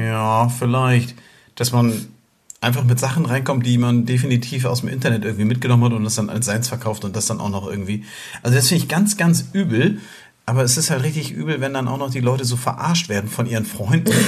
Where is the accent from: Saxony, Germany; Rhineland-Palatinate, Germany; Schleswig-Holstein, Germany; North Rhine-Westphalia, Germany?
Schleswig-Holstein, Germany; near Flensburg; wir sind ja aus der Nähe von Flensburg. Ähm, so norddeutsche Lichter und äh, naja, und, und Zugewanderte.